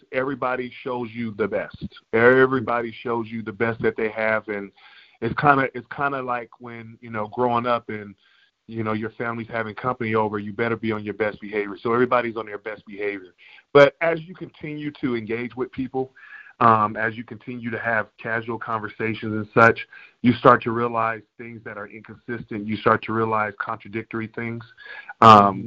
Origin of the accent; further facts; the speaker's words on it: California, United States; I'm born and raised in California